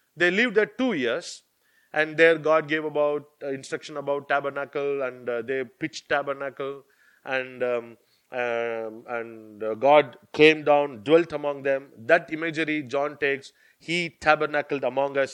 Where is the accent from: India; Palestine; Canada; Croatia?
India; now in United Kingdom; I'm from India, I know only that culture